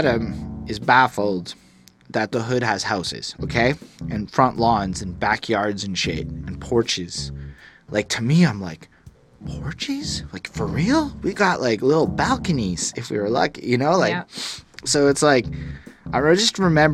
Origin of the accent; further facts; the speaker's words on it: Montreal, Quebec, Canada; I'm from Montreal, where the hood is apartments